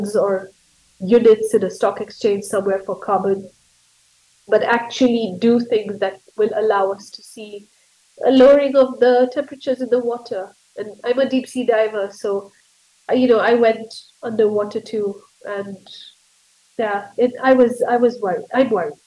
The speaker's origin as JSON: {"language": "English", "country": "Kenya", "said": "But I'm a Kenyan, and I'm a professor at the University of Nairobi in Kenya."}